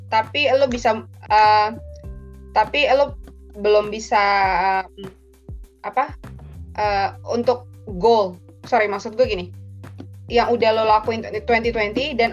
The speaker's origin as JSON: {"language": "Indonesian", "region": "East Java", "country": "Indonesia", "said": "bu lu Jawa di mana sih bu gue kan Jawa Timur lu kan Jawa Tengah"}